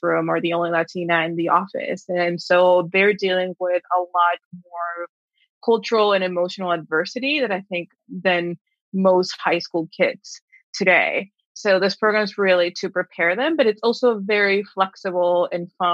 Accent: Texas border, United States; moved away as an adult; also born or lived in Mexico / New York; I am originally from Mexico, now from the, you know, / Texas border, and grew up in a very small town where everyone is expected to stay here

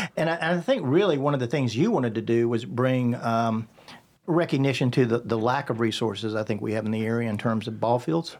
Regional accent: Rock Hill, South Carolina, United States; I'd say Rock Hill, South Carolina

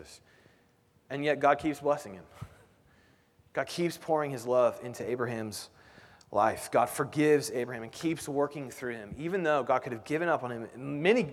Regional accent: Indianapolis, Indiana, United States; now in Kansas City, United States; I grew up in Indianapolis. I live in Kansas City

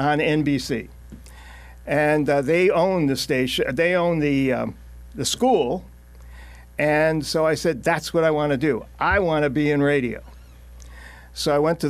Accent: Beacon Falls, Connecticut, United States; I grew up in Beacon Falls.

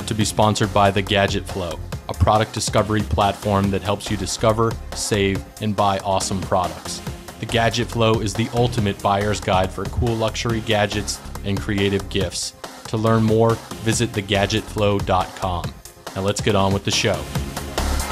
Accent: the North, United States; I grew up in the North

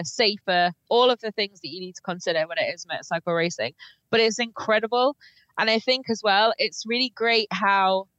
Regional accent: United Kingdom; being British

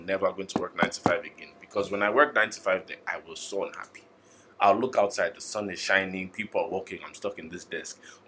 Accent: Nigeria; in terms of being Nigerian

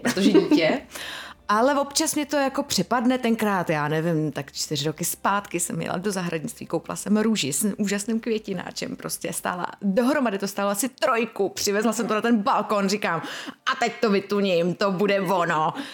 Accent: Czechia; jako každý Čech

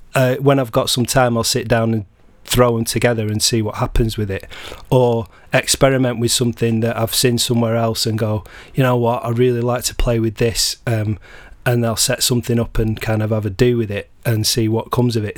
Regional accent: Blackburn, North West England, United Kingdom; I'm from Blackburn, uh, originally in, in Lancashire.

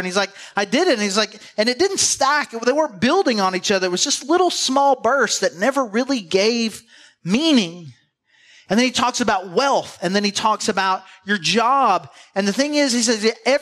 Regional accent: the South, United States; we're from the South

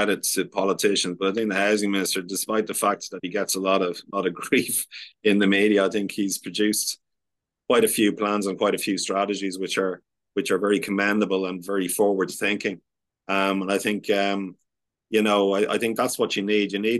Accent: Ireland; we as the Irish, we traveled the world and immigrated across the world when we were having a tough time

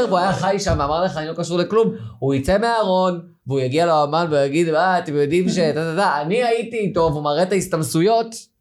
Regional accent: Yeruham, Southern District, Israel; moved away; אני מגיע ממקום, אני, מירוחם

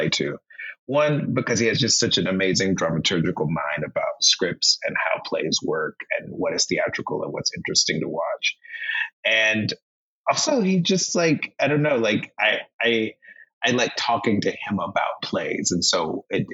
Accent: North Carolina, United States; being Black growing up in North Carolina

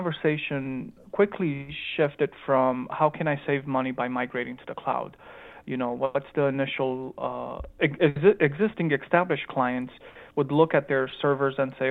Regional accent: Chicago, Illinois, United States; accent: Romanian accent mixed with a Chicagoan accent; moved away as an adult; also born or lived in Romania; I was actually born in Romania, but I grew up in Chicago, Illinois

